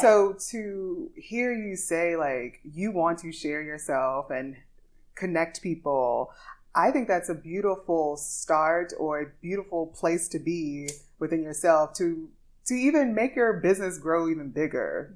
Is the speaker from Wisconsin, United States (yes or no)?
no; Louisiana, United States; now in Dubai, United Arab Emirates; grew up in the church, so I'm singing gospel, classical, a little jazz because I'm from Louisiana